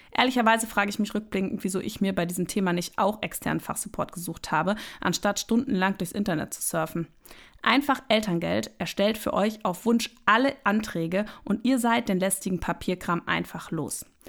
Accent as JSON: {"language": "German", "region": "Northern Germany", "country": "Germany", "tie": "born or raised there", "moved": "yes", "lives_now": "Frankfurt, Germany", "said": "bin ja ein gebürtiges Nordlicht"}